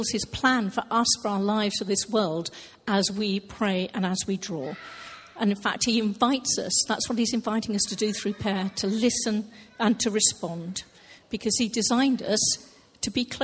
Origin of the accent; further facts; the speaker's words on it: Hampshire, South East England, United Kingdom; now in Thornton, United Kingdom; I'm originally from Hampshire, so another southern person